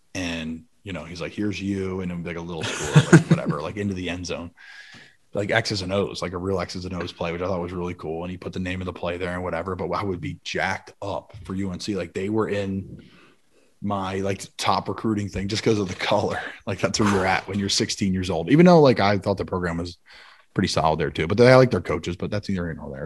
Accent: Philadelphia, Pennsylvania, United States; also born or lived in Doylestown, Bucks County, Pennsylvania; I grew up in Philly

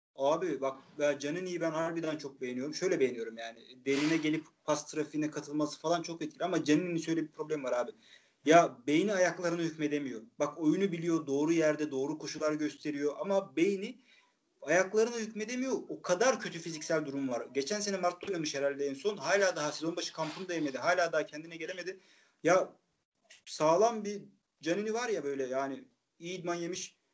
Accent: Çaykara, Trabzon, Turkey; ben Kayran köyü diye geçer benim köyüm. Ee, Lim, Limli eski ismi.

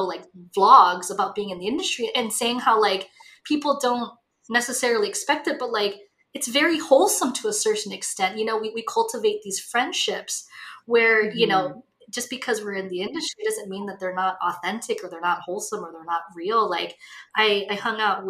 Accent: Hawaii, United States; now in Los Angeles, United States; I grew up in Hawaii, which is basically like an island version of the Midwest.

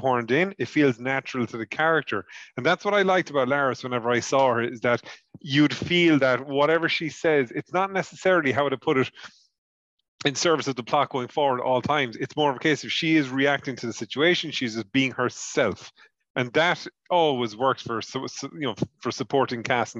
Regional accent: Ireland; I'm an Irishman.

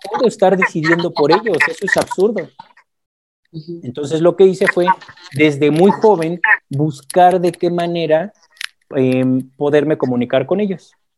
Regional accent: Mexico; soy mexicano, tengo 43 años. Eh, mi madre es mexicana, mi padre es colombiano

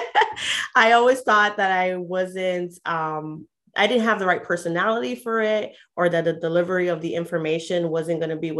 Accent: New York City, New York, United States; moved away as an adult; now in Polk County, Florida, United States; I grew up in New York City. I lived there up until the age of 28. And then I moved to Polk County, Florida

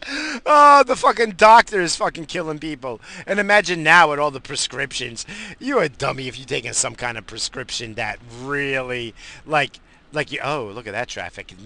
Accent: United States; we're fucking American

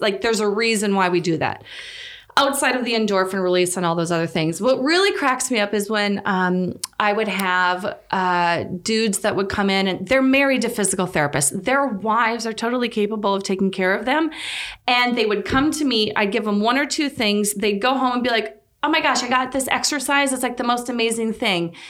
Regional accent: North Dakota, United States; moved away as an adult; also born or lived in Saint Augustine, Florida; born and raised in North Dakota.

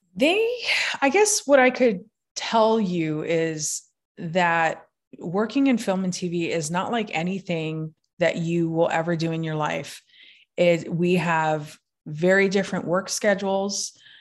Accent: Hawaii, United States; I'm from Hawaii

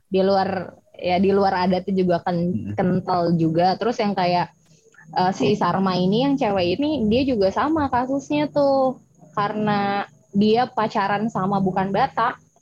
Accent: Jakarta, Indonesia; orang Batak yang eh, gede di Jakarta dan pulang beberapa kali

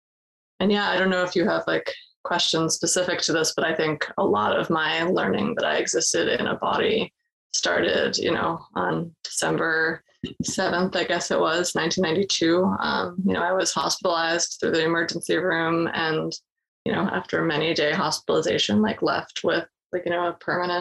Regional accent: Boston, Massachusetts, United States; I'm from Boston area

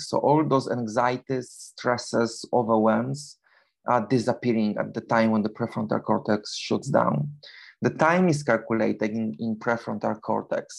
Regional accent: Poland; English is a second language; moved away as an adult; now in London, United Kingdom; originally I'm from Poland, but for the past 21 years I live in, in London, in United Kingdom

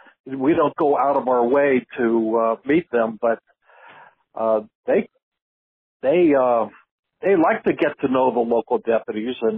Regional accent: San Jose, California, United States; also born or lived in Monterey County, California; I grew up in San Jose, California, just 75 miles north of Monterey

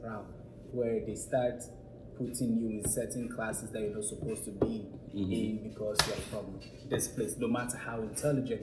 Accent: Ghana; now in United States; I was from Ghana

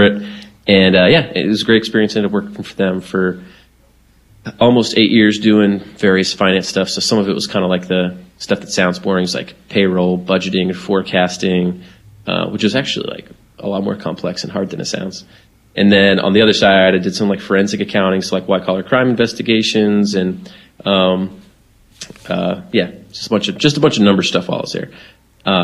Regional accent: Florida, United States; I'm from Florida

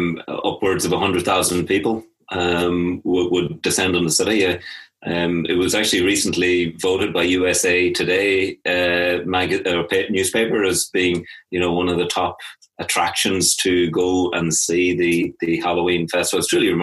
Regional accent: County Offaly, Leinster, Ireland; moved away as an adult; now in Derry, United Kingdom; I'm actually from County Offaly on the River Shannon there, and I came to university up here about 30 years ago.

